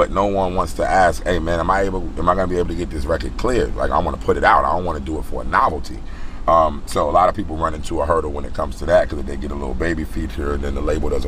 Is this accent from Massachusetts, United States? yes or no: no; New Jersey, United States; moved away as an adult; also born or lived in Los Angeles, United States; now in Atlanta, United States; I'm from Jersey. I'm a Jersey boy